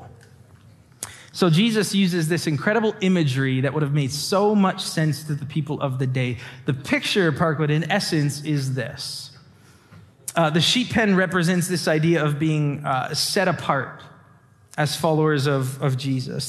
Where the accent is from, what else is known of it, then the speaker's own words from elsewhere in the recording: LaSalle, Ontario, Canada; now in Windsor, Canada; I grew up in LaSalle